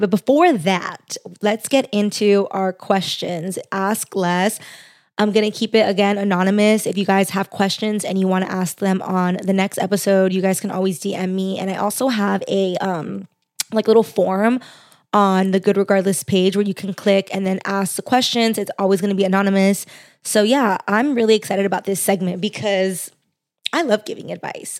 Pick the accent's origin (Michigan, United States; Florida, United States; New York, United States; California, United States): California, United States; Los Angeles; accent: valley girl; also born or lived in Orange County, California; I grew up in the Valley.